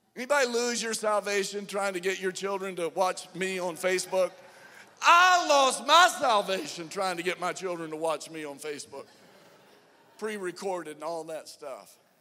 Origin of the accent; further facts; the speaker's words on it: Atlanta, Georgia, United States; We're from Atlanta